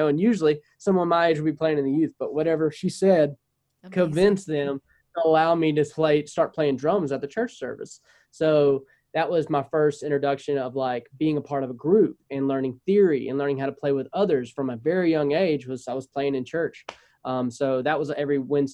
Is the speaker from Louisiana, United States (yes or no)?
yes; North Louisiana, United States; I'm North Louisiana. Most of the time I go to South Louisiana. They're like, you know, oh, you're pretty much Texas, because I'm north of Shreveport